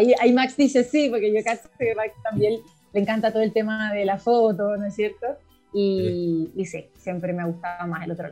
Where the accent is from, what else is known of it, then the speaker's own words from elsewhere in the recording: Uruguay; also born or lived in Argentina; Así que mi mamá fue a Argentina, nací en Argentina y a las dos semanas volví a Uruguay. Así que en estricto rigor yo debería ser uruguaya, pero tengo pasaporte argentino como todo el resto de la familia.